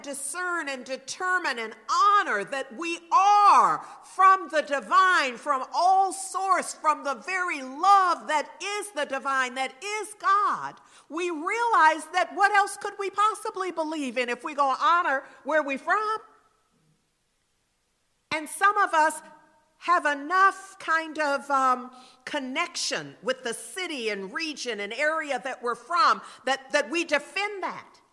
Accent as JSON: {"language": "English", "town": "Berkeley", "region": "California", "country": "United States", "tie": "born or raised there", "said": "I'm a Berkeley girl. I am literally from Berkeley. Grew up in Berkeley"}